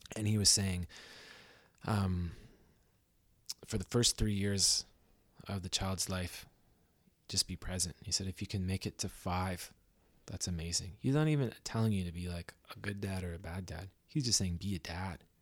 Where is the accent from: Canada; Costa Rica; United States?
Canada; Belleville, Ontario; now in Vancouver, Canada; I'm from Belleville, Ontario